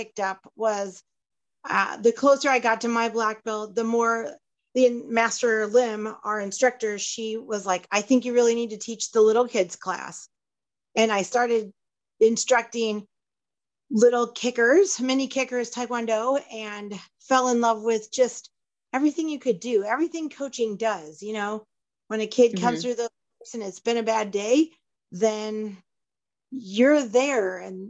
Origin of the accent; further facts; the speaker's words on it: Midland, United States; also born or lived in New York; we happened to live in my hometown